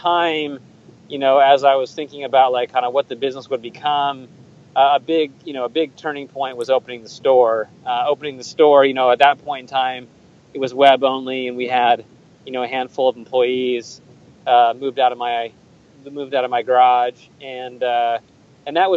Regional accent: Oregon, United States; also born or lived in Seattle, Washington; I was born in Seattle, but I grew up in Oregon.

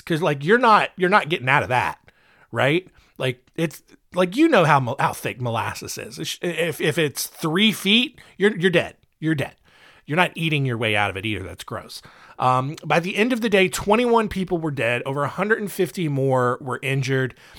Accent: North Carolina, United States; North Carolina, uh, my home state, the state where this show is produced

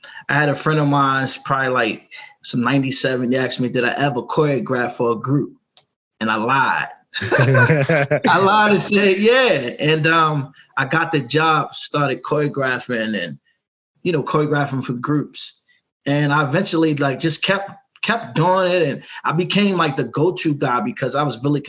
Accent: Baltimore, Maryland, United States; also born or lived in Raleigh, North Carolina; My mom came to Baltimore. I was about 2 years old

